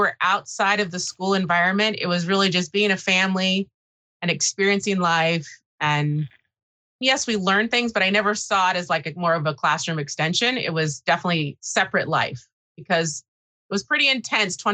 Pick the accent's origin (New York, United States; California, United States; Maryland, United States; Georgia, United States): California, United States; Watsonville; I was born in Watsonville, California, which is a very small agriculture town on the Monterey Bay, and raised there